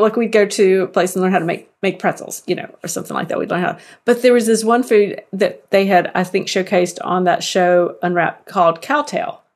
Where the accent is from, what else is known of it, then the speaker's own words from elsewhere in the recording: the South, United States; I'm from the South